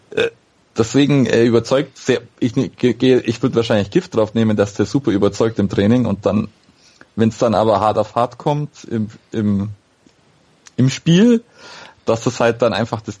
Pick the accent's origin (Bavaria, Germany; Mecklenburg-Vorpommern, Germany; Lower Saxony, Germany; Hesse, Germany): Bavaria, Germany; Augsburg; ich, äh, als Augsburger hat man Fabian Giefer vielleicht sogar noch in Erinnerung gehabt.